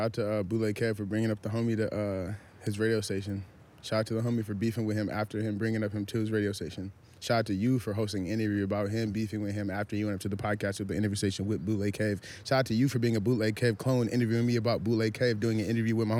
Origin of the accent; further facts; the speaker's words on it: Minnesota, United States; also born or lived in Nebraska / Florida / Houston / San Antonio; now in California, United States; I'm from Minnesota. Yeah. Moved to goddamn, you know what I'm saying? I lived everywhere from Nebraska, Florida, Houston, San Antonio, L.A., you know, the whole shit.